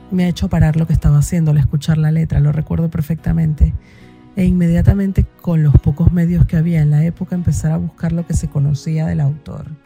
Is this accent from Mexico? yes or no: no; Venezuela; now in Spain; mm, soy venezolana y ahora vivo en España desde hace más de 12 años.